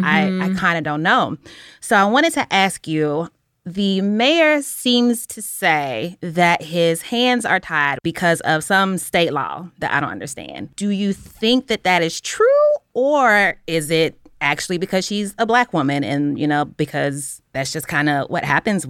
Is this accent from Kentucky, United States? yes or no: yes; Louisville, Kentucky, United States; I'm from Louisville, which is where she was murdered.